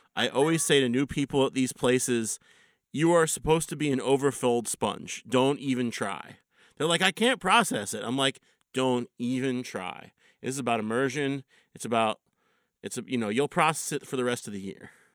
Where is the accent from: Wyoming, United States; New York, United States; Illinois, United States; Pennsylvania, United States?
Pennsylvania, United States; Philadelphia; I grew up in Philly